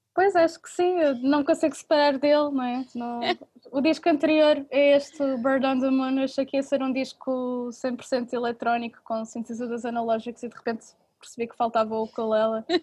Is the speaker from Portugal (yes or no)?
yes; Portugal; eu sou portuguesa